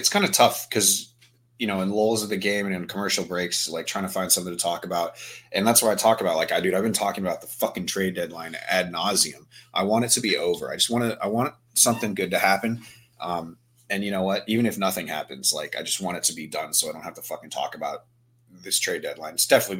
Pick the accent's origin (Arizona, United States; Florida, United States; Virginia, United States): Virginia, United States; Because, you know, I'm from Virginia. She's from Maryland, which is much worse than Virginia.